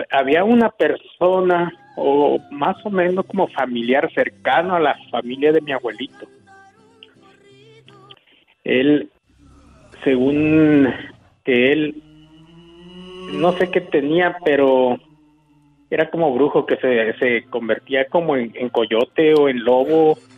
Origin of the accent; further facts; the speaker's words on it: Tehuacán, Puebla, Mexico; Allá por Tehuacán, Puebla, un lugar que se llama bueno, en una parte es por ahí